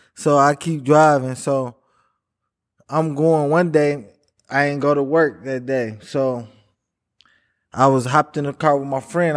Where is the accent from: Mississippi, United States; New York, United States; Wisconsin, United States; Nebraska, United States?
Wisconsin, United States; Milwaukee; Born and raised in Milwaukee.